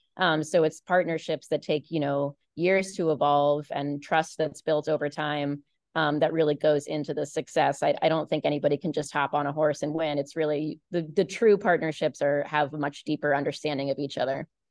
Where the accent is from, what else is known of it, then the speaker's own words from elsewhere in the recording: Baltimore, Maryland, United States; when I was a kid, I grew up in Baltimore